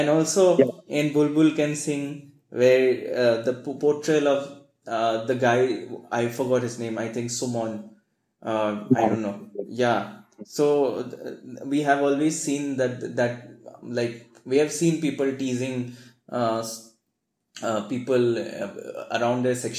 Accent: Assam, India; Growing up in Assam

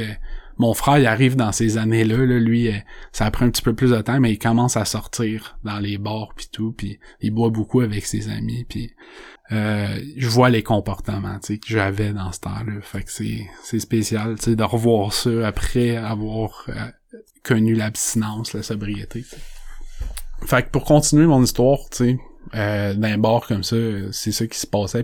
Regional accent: Saint-Colomban, Quebec, Canada; je viens de Saint-Colomban. C'est une petite ville, il y a pas beaucoup de monde.

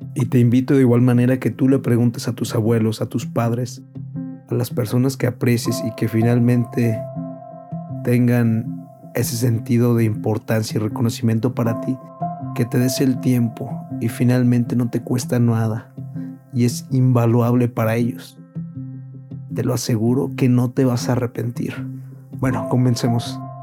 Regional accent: Villa de Reyes, San Luis Potosí, Mexico; now in San Luis Potosí, Mexico; Actualmente ahorita es San Luis Potosí, pero yo soy de Villa de Reyes

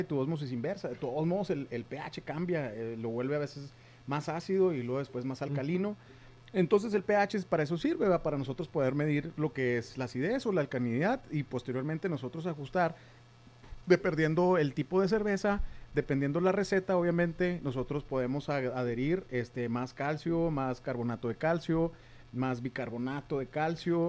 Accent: Mexico; nosotros como mexicanos

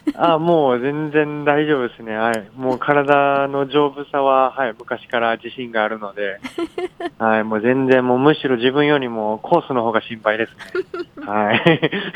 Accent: Okayama, Japan; accent: Okayama dialect; 岡山県出身

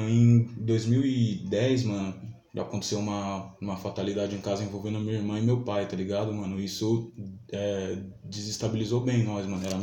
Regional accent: São Paulo, Brazil; nasceu em São Paulo mesmo? Nasci, mano, na casa que eu tô até hoje, mano.

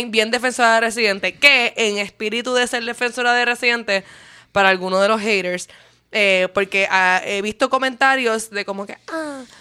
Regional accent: Puerto Rico; now in Argentina; Segundo, soy de Puerto Rico, still pay taxes there.

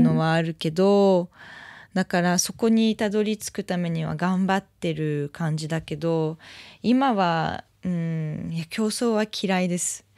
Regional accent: France; Japanese is a second language; now in Japan

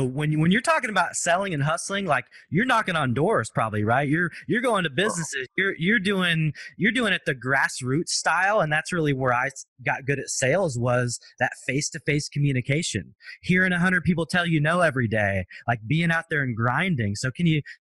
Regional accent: Portland, Oregon, United States; I grew up in North Portland, Oregon

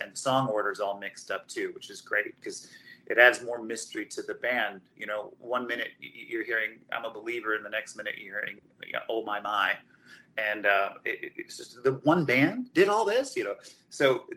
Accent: St. Louis, Missouri, United States; now in Houston, United States; I grew up in St. Louis

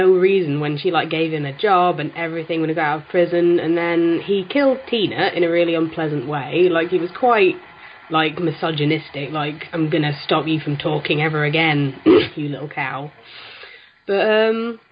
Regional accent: Yorkshire and the Humber, United Kingdom; I am British, as you can probably tell from my accent. I'm from Yorkshire, so just when I was growing up

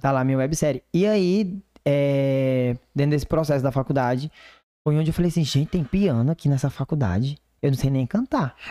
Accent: Divinópolis, Brazil; moved away; lá da minha cidade

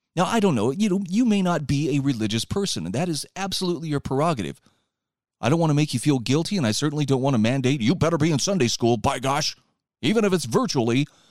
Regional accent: Utah, United States; my home state

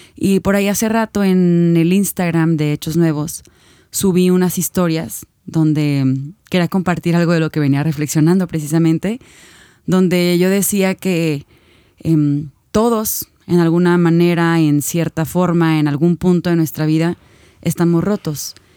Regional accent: Guadalajara, Jalisco, Mexico; nosotros somos de Guadalajara, no sé si antes lo habíamos dicho, pero vivimos en la ciudad de Guadalajara

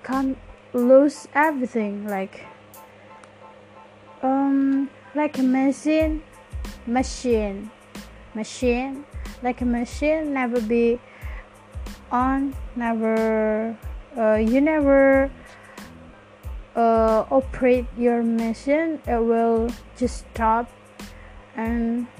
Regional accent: Java, Indonesia; accent: Javanese; English is a second language

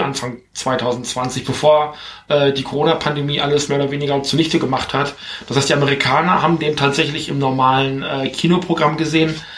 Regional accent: Germany; bei uns in Deutschland

